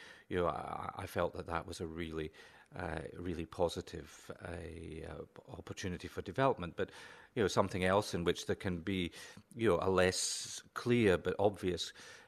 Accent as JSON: {"language": "English", "town": "Lockerbie", "region": "Scotland", "country": "United Kingdom", "tie": "born or raised there", "said": "I grew up in Lockerbie in Dumfriesshire, and it was great to see a street named after my home community, but it didn't look anything like the Lockerbie I grew up in."}